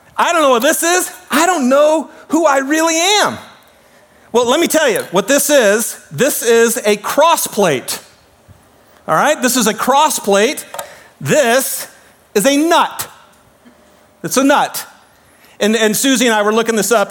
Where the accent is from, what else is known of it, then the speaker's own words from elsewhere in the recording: United States; we grew up in America